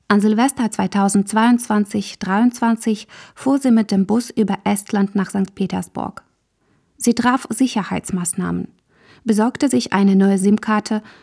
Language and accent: German; Belarus; In meiner Heimat Belarus regiert Alexander Lukaschenka seit 1994 mit harter Hand.